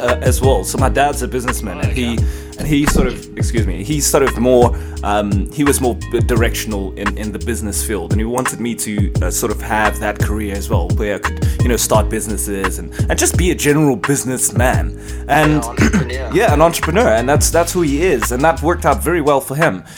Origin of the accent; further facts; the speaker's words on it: Cape Town, Western Cape, South Africa; now in Johannesburg, South Africa; I was born in Cape Town